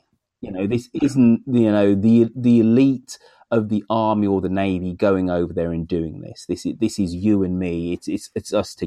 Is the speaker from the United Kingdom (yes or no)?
yes; England, United Kingdom; us as English people.